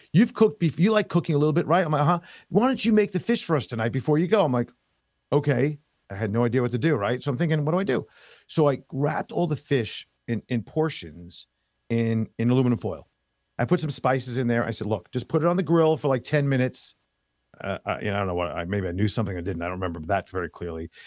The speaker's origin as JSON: {"language": "English", "town": "New York City", "region": "New York", "country": "United States", "tie": "born or raised there", "also_born_or_lived": "Long Island, New York", "moved": "as an adult", "lives_now": "Florida, United States", "said": "Born and raised in New York. I was born in, um, in, uh, Manhattan"}